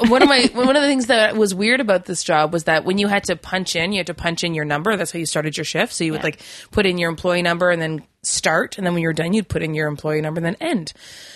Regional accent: Quebec, Canada; I'm from Quebec.

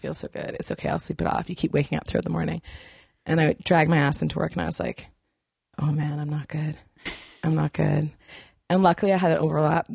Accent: Okanagan, British Columbia, Canada; I grew up in Okanagan

